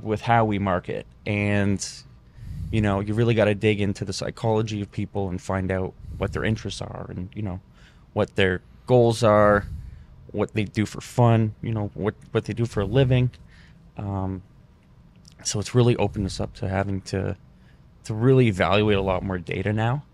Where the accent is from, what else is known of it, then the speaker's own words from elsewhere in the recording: Windsor, Ontario, Canada; moved away as an adult; now in Fort Lauderdale, United States; I was from Windsor